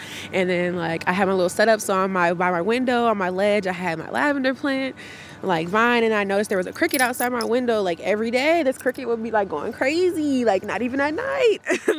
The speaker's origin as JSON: {"language": "English", "town": "Frogtown", "country": "United States", "tie": "born or raised there", "said": "Talking with him, I found out that he was from the same place as me, so I grew up in Frogtown."}